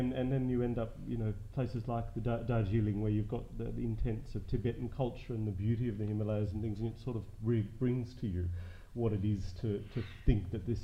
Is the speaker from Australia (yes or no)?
yes; Australia; I'm Australian born but of Indian heritage, and my parents migrated here many years ago